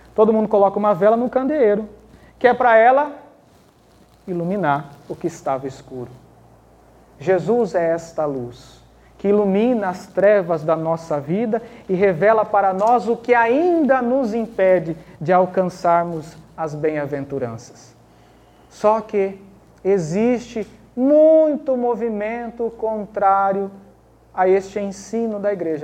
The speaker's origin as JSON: {"language": "Portuguese", "country": "Brazil", "tie": "born or raised there", "said": "eu sou brasileiro, nascido da terra de Santa Cruz"}